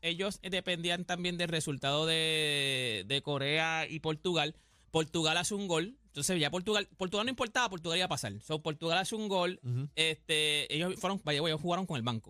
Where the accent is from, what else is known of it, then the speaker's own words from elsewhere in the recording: Puerto Rico; nosotros somos todos boricuas.